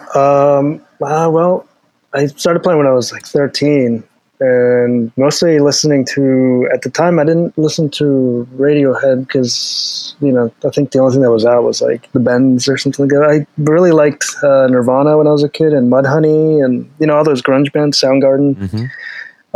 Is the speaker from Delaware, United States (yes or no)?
yes; Delaware, United States; now in Alexandria, United States; I'm from Delaware originally.